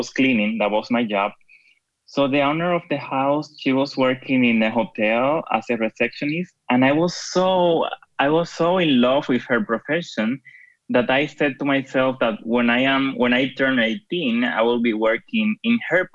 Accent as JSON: {"language": "English", "country": "Dominican Republic", "moved": "as an adult", "lives_now": "Switzerland", "said": "Well, I'm based in Switzerland, but I am from the Dominican Republic."}